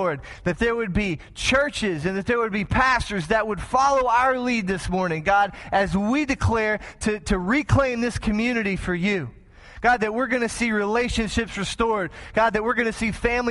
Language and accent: English; Texas, United States; moved away as an adult; now in Springfield, United States; I'm from Texas